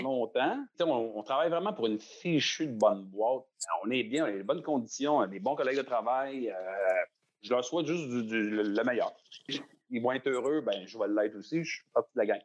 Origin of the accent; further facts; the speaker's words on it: Laval, Quebec, Canada; J'ai grandi à Laval, dans le fond, je viens de Sainte-Dorothée